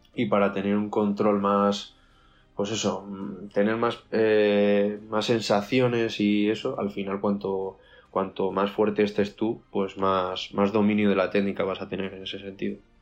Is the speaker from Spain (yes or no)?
yes; Burgos, Castile and León, Spain; now in Madrid, Spain; yo soy de Burgos